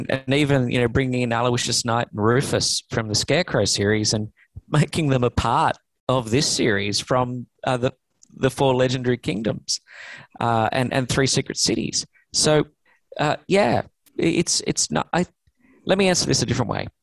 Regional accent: Australia; now in Los Angeles, United States; I'm an Australian

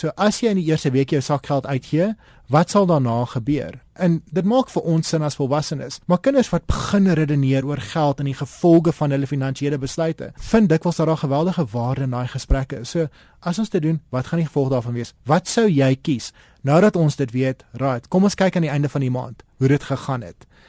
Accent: South Africa; ons as Suid-Afrikaners

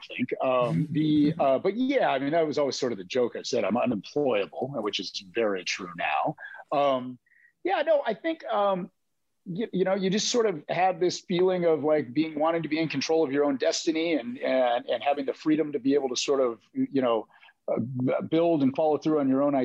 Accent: Seattle, Washington, United States; also born or lived in California; growing up in Seattle

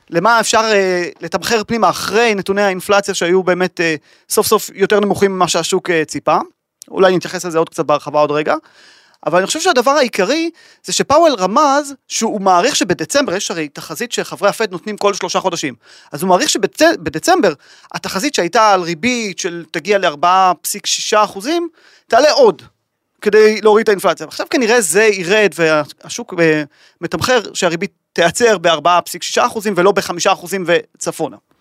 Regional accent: Israel; אנחנו כישראלים

